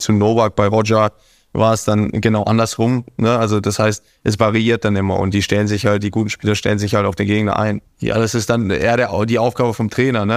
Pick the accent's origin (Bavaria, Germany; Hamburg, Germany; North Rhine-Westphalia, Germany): Hamburg, Germany; now in Monaco; Hamburg wird immer meine Heimat sein.